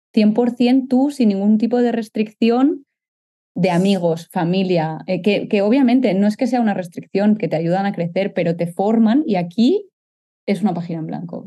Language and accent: Spanish; Catalonia, Spain; moved away as an adult; now in Netherlands; como decimos los catalanes